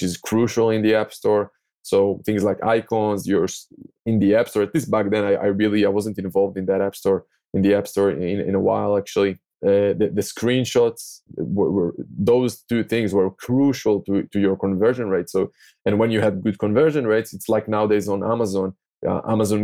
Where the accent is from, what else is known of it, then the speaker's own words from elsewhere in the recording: Tel Aviv, Tel Aviv District, Israel; English is a second language; I'm from Tel Aviv, from Israel